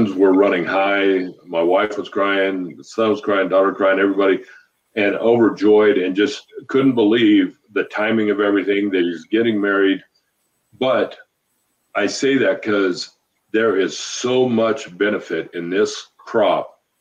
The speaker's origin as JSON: {"language": "English", "area": "just south of Steamboat Springs", "region": "Colorado", "country": "United States", "tie": "born or raised there", "moved": "as an adult", "lives_now": "Montana, United States", "said": "just south of Steamboat, about 20 miles"}